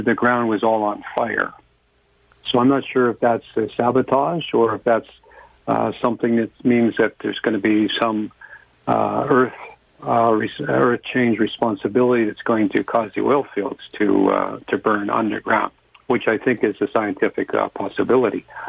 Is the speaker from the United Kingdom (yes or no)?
no; Canada; I'm a Canadian. I'm not American